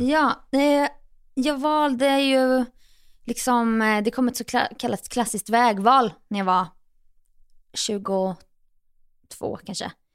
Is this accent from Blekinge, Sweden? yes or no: no; Jönköping, Jönköping County, Sweden; moved away as an adult; also born or lived in New York; now in Stockholm, Sweden; mina egna gamla fotspår hemma i Jönköping.